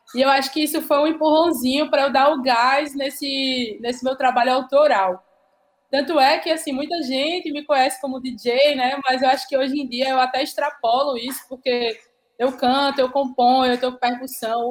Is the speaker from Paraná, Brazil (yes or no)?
no; Paraíba, Brazil; accent: Northeastern (nordestino); desse futuro ancestral que é nordestino, que é paraibano